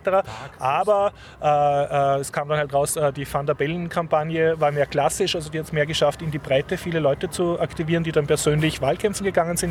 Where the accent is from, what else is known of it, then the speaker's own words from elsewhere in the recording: Austria; als Österreicher